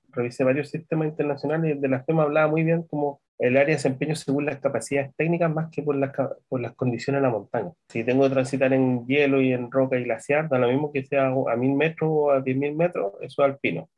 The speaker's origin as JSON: {"language": "Spanish", "country": "Chile"}